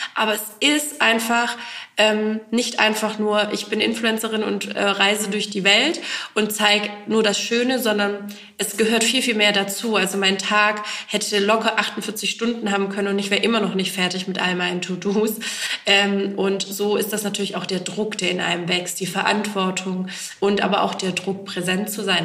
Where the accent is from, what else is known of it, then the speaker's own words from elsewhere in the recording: Eislingen, Baden-Württemberg, Germany; in Eisling, also in der Heimatstadt des Labels sozusagen, auch in meiner Heimatstadt